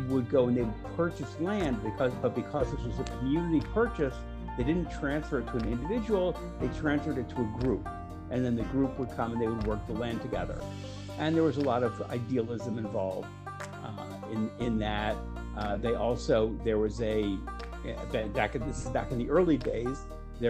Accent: Washington, District of Columbia, United States; moved away as an adult; now in Jerusalem, Israel; my brother and I were born and raised in Washington, D.C.

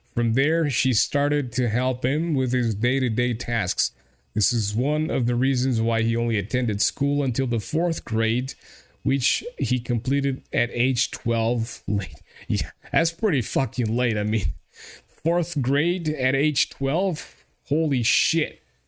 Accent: Portugal; English is a second language

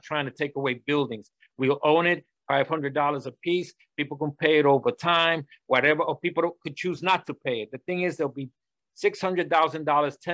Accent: New York City, New York, United States; I'm from Washington Houses, I live and smell and do everything the tenants suffer

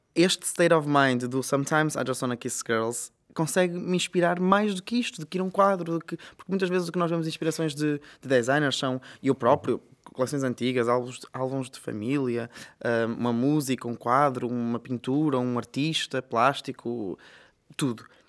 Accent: Vila Nova de Famalicão, Norte, Portugal; also born or lived in Guimarães; Eu sou de Famalicão e fui estudar para Guimarães

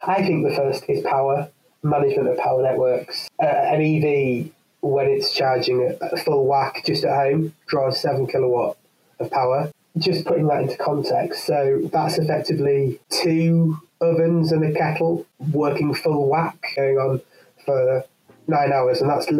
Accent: the north of England, United Kingdom; accent: northern English; live in the north of England. I don't know how international this is, so I've pretty much lost most of my northern accent.

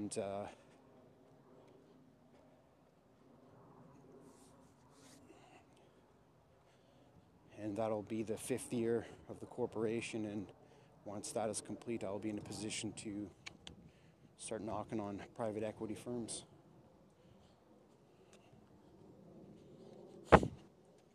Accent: Canada; I'm Métis Indian, Canadian

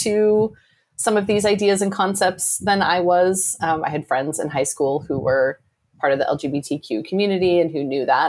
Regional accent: Midwest, United States; I grew up in the Midwest and I grew up in a single parent home.

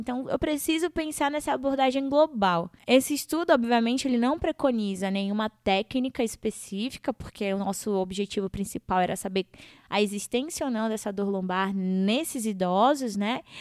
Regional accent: Humaitá, Amazonas, Brazil; como uma boa amazonense que sou, é, nortista e eu sempre coloco aí para todo mundo que eu vim das barrancas do Rio Madeira, da cidade de Humaitá, lá em Amazonas

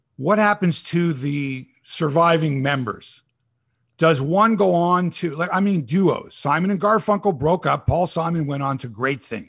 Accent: Toronto, Ontario, Canada; I'm from Toronto

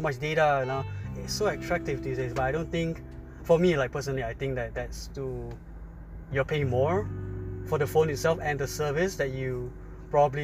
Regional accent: Malaysia; We're from Malaysia

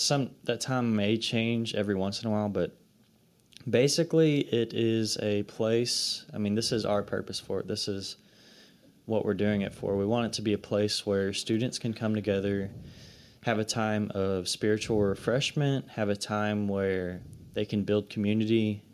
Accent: Comanche, Texas, United States; I'm from Comanche, Texas. I'm a second year HPU student. I'm a sophomore.

